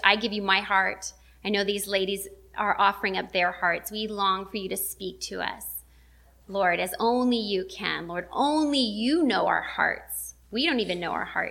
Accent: Las Vegas, Nevada, United States; I'm from the desert. I'm from Las Vegas

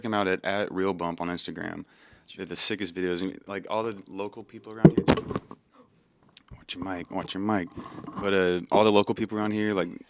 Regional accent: Texas, United States; born or raised there

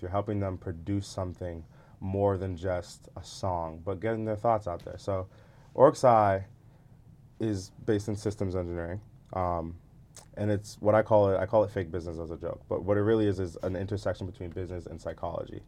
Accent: Atlanta, Georgia, United States; moved away as an adult; we're from Atlanta

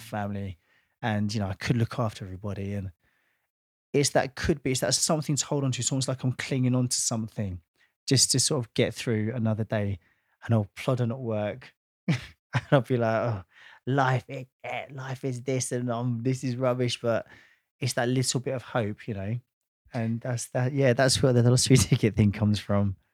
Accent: Watford, East of England, United Kingdom; my hometown of Watford

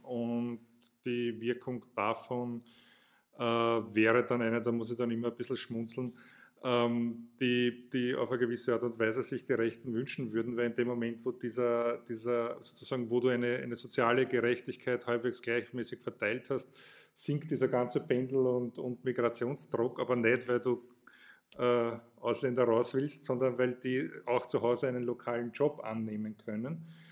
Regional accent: Burgenland, Austria; Ich komme aus dem Burgenland, bin an der Grenze aufgewachsen

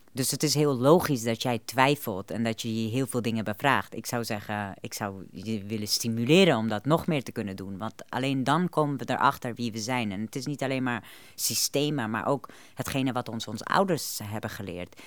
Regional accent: Afghanistan; now in Netherlands; Ik kom zelf uit Afghanistan

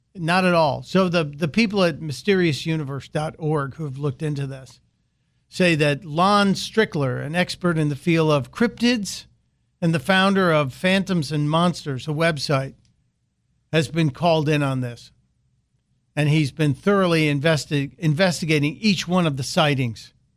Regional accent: Chicago, Illinois, United States; it's my hometown. And it's rare that I, I get the opportunity to talk about a story out of Chicago

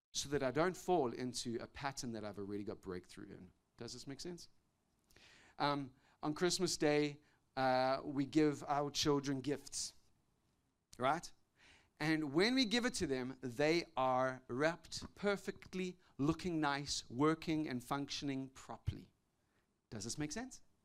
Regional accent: South Africa; growing up in South Africa when I was a young boy

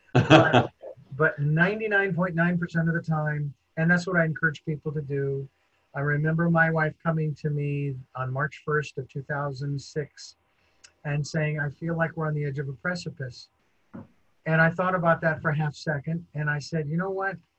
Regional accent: United States; as an American

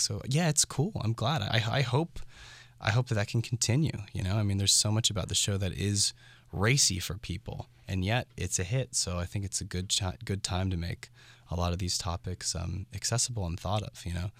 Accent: San Francisco, California, United States; growing up in San Francisco and doing theater as a young kid

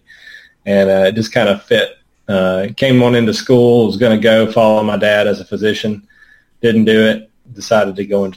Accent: Muscle Shoals, Alabama, United States; also born or lived in Sheffield, Alabama / Auburn, Alabama / Atlanta, Georgia; Born and reared. North Alabama, Muscle Shoals, Sheffield is my hometown, but Muscle Shoals, where all the music and everything came out of, was where I grew up

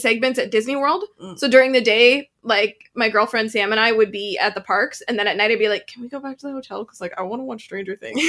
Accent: Edmonton, Alberta, Canada; moved away as an adult; now in Vancouver, Canada; I'm originally from Edmonton, Alberta, but now I live in Vancouver because I like good weather.

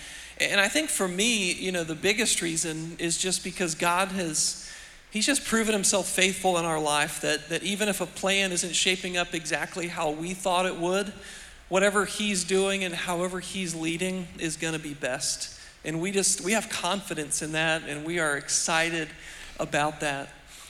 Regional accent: Weirton, West Virginia, United States; now in Morgantown, United States; we are from the Northern Panhandle. My folks are both from Bridgeport, Ohio, Wheeling, and grew up in Weirton. My wife's from New Cumberland.

